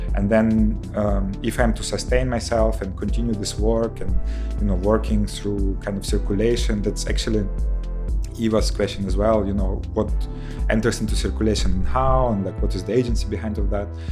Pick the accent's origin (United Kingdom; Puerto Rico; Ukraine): Ukraine; Kherson, Kherson Oblast; moved away; in my hometown in Kherson, you know, that is close to Crimea